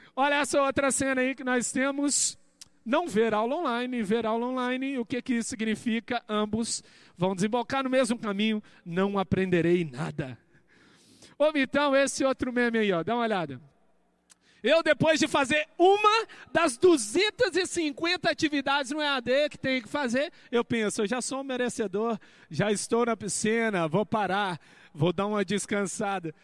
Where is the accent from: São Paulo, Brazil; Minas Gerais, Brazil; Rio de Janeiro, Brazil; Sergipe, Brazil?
Minas Gerais, Brazil; moved away as an adult; also born or lived in Paraíba; Todo mundo acha que eu sou paraibano, eu sou mineiro. Eu sou mineiro, mineirinho. Morava lá em Minas Gerais